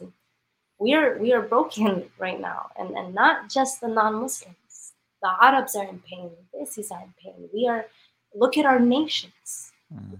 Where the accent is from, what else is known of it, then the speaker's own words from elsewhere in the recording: Denver, Colorado, United States; moved away as an adult; now in Houston, United States; I'm born and raised in Denver. So mm-hmm. I'm from the mountains